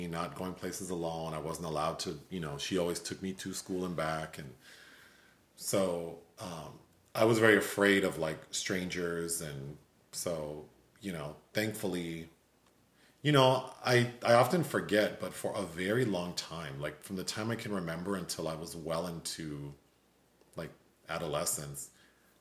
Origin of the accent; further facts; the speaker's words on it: Los Angeles, California, United States; growing up in South L.A. where it's like, you hear gunshots, you hear helicopters and sirens